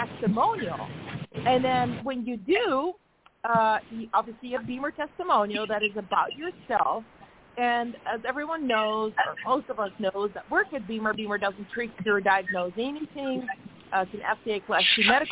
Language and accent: English; Netherlands; moved away; I'm from the Netherlands. And just like in Liechtenstein, we celebrate 2 days of Christmas there